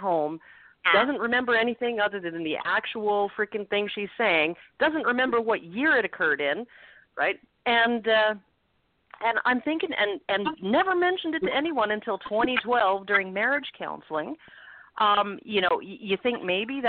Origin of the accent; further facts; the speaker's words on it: Edmonton, Alberta, Canada; I'm from Edmonton, Alberta, so I'm in Canada's Texas